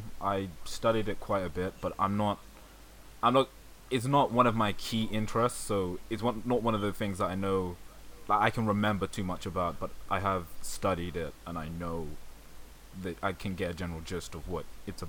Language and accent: English; United Kingdom; I'm also very British.